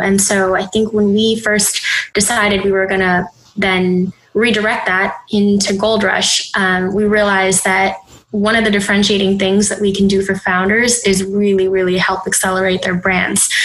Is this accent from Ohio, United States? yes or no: no; Minneapolis, Minnesota, United States; moved away as an adult; now in New York City, United States; So I was born in Minneapolis, Minnesota. Um, so Midwest, very homogenous community growing up